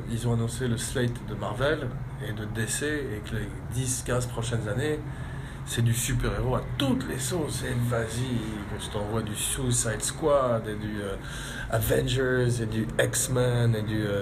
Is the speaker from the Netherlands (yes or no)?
no; France; en tant que Français et qu'Européen, c'est sûr.